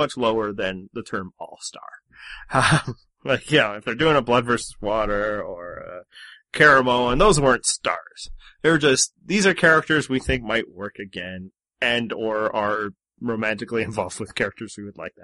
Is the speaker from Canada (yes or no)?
yes; Canada; I'm from Communist Canada